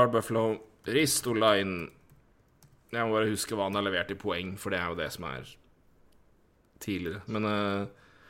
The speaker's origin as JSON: {"language": "Norwegian", "town": "Elverum", "region": "Innlandet", "country": "Norway", "said": "vi er fra Elverum begge"}